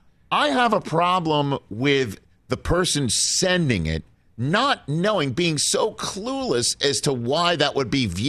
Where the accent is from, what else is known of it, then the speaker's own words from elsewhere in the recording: New York City, New York, United States; My hometown of Staten Island, New York